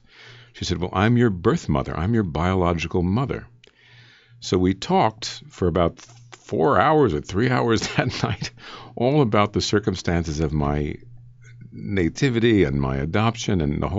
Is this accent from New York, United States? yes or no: yes; New York City, New York, United States; born there; I was born in New York City.